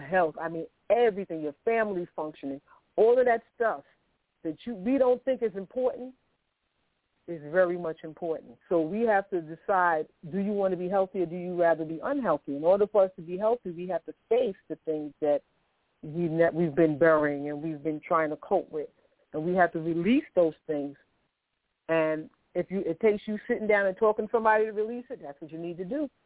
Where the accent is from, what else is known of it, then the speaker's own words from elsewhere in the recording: New York City, New York, United States; I grew up, I was born in Harlem Hospital in New York City. I grew up in public housing. I grew up in Queensbridge.